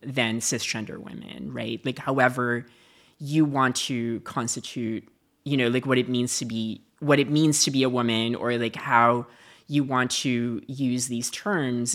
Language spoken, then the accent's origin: English; Philippines; moved away; I lived in a dictatorship. I lived in, you know, like, I grew up in the Marcus regime.